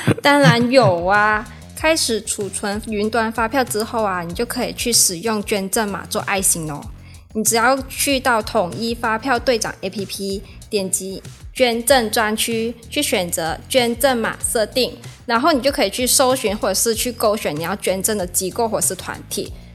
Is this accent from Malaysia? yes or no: yes; Malaysia; now in Taiwan; 我来自马来西亚。那现在呢，是南台的研究生